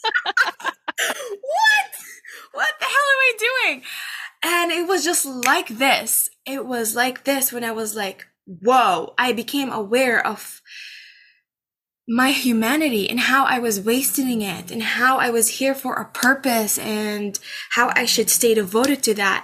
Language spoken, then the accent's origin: English; Amman, Amman Governorate, Jordan; moved away as an adult; now in Canada; I was born and raised in Amman, Jordan